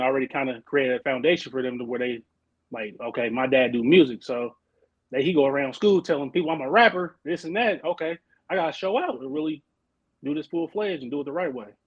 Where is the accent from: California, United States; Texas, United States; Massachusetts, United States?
California, United States; Oakland; moved away as an adult; now in Arizona, United States; I'm from Oakland, Oakland, California, born and raised